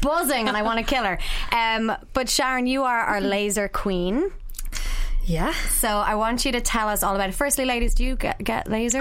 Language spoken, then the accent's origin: English; Ireland; growing up as, as Irish people